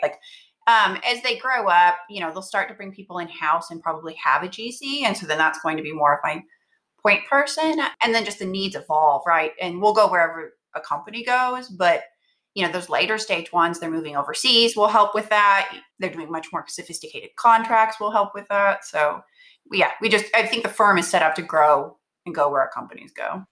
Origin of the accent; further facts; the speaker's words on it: Texas, United States; moved away as an adult; now in Bay Area, United States; I'm from Texas, at a firm in Texas, in Austin